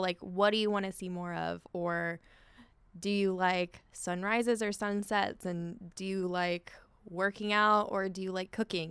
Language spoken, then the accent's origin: English; Orange, California, United States; I grew up in Orange